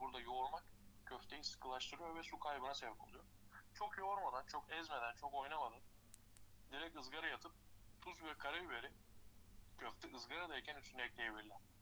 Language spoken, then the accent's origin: Turkish; Tekirdağ, Turkey; Tekirdağlıyım doğma büyüme.